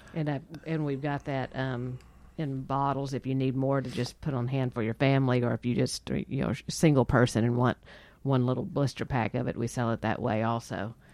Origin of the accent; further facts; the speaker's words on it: Texas, United States; we're from Texas